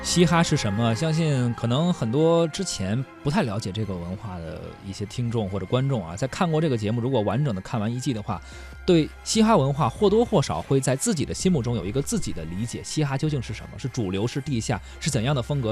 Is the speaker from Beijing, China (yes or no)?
yes; Beijing, China; 因为我是北京人嘛